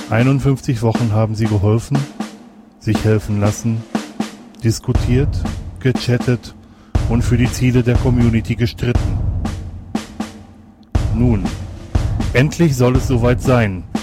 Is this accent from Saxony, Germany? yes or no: no; North Rhine-Westphalia, Germany; das ist im, im, im Ruhrgebiet und ich werde natürlich in meiner Heimat dabei sein, wenn so die Event startet.